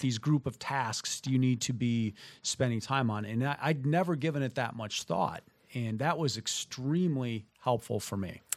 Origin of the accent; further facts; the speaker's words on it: southern Minnesota, United States; moved away as an adult; also born or lived in Midwest; having grown up in the, in southern Minnesota and living in the Midwest for the, you know, first thirty-three years of my existence